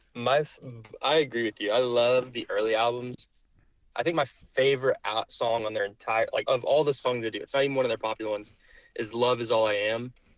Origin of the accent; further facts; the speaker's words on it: Nashville, Tennessee, United States; now in Oklahoma City, United States; I grew up in Nashville